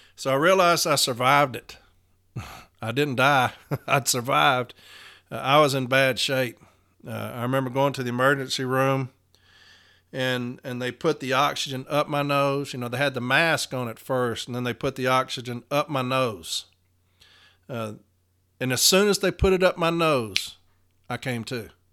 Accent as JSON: {"language": "English", "town": "Nashville", "region": "Tennessee", "country": "United States", "said": "I'm from Nashville, Tennessee"}